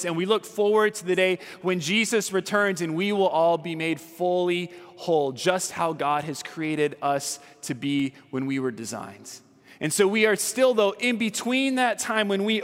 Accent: California, United States; I'm from California

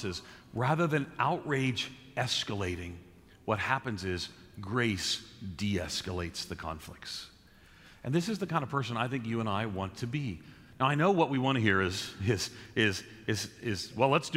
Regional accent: New York City, New York, United States; I grew up in New York City

